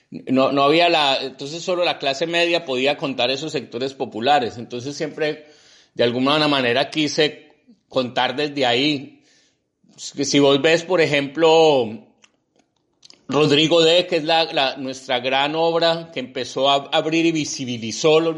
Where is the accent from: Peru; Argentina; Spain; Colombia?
Colombia; Y, realmente una sociedad como la colombiana está hecha fundamentalmente de don nadies. Pues casi todos somos don nadies